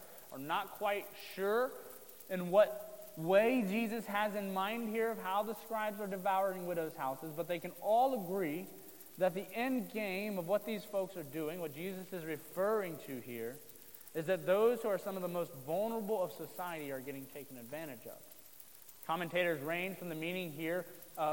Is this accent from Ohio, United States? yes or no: yes; Southern Ohio, United States; moved away as an adult; now in Marysville, United States; I grew up in Southern Ohio, which is definitely considered part of the Bible Belt